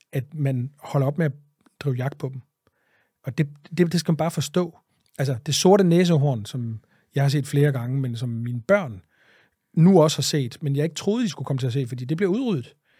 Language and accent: Danish; Greenland; moved away; also born or lived in Jutland; mine barndom på Grønland